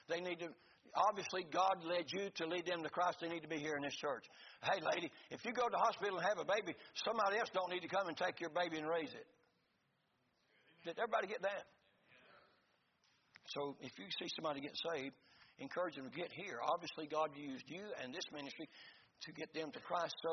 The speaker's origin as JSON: {"language": "English", "region": "Florida", "country": "United States", "said": "we're from Florida."}